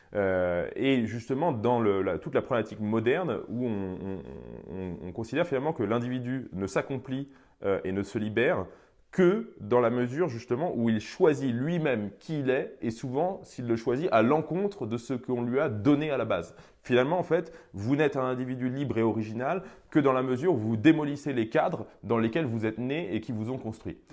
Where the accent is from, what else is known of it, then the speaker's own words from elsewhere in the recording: France; je n'ai pas choisi de naître français